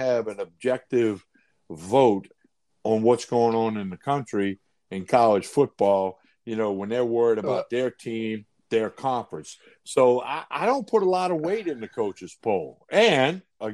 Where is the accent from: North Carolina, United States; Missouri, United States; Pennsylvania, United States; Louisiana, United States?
Louisiana, United States; Chalmette; I grew up in Chalmette, Louisiana